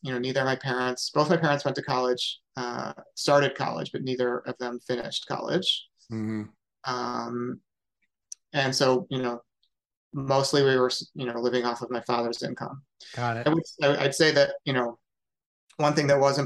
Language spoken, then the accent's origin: English; Syracuse, New York, United States; also born or lived in DeWitt, New York; now in Massachusetts, United States; So I am from Syracuse, New York. I actually, my family lived in the city of Syracuse for the first 5 or 6 years of my life. And then we moved to a suburb called DeWitt